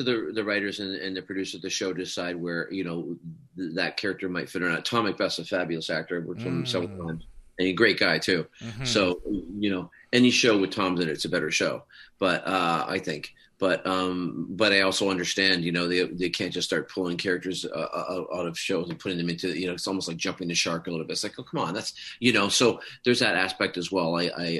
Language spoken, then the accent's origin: English; Canada; also born or lived in Scotland; I was. I came over when I was quite young.